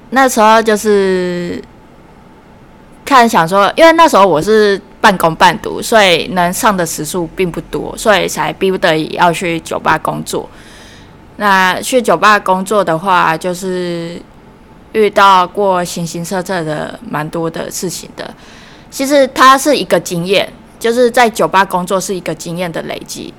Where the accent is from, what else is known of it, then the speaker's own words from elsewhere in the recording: Taichung, Taiwan; 那我来自台中